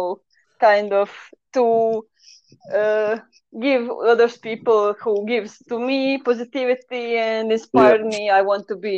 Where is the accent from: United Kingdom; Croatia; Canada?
Croatia; first language Croatian; English is a second language; I kind of always write on the Croatian, so it is my mother language because I'm from Croatia